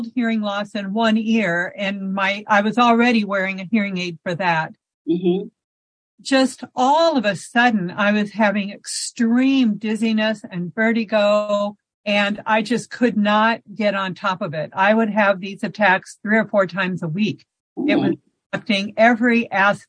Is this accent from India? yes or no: no; Arlington, Nebraska, United States; I am from Nebraska. I grew up in Arlington, Nebraska, where my 92-year-old mother still lives